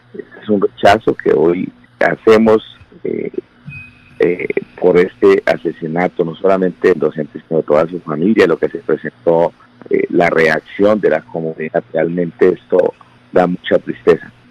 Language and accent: Spanish; Colombia; como colombianos